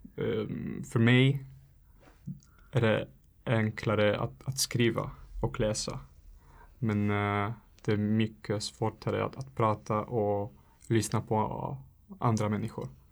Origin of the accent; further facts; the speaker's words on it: Italy; Swedish is a second language; moved away as an adult; now in Handen, Sweden; jag kommer från Italien.